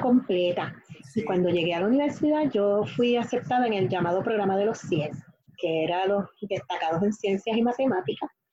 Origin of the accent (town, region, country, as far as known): Guayama, Puerto Rico; born or raised there; also born or lived in New York, United States